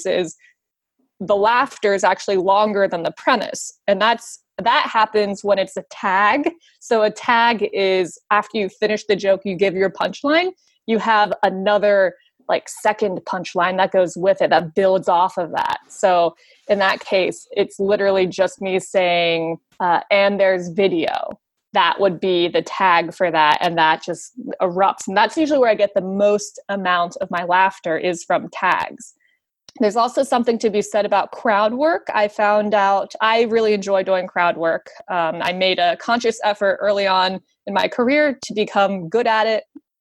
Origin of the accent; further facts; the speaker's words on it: West Virginia, United States; I am from West Virginia